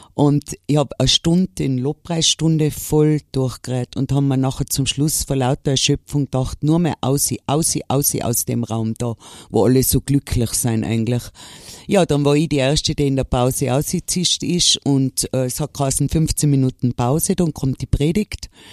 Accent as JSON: {"language": "German", "town": "Innsbruck", "region": "Tyrol", "country": "Austria", "said": "bei uns in Innsbruck"}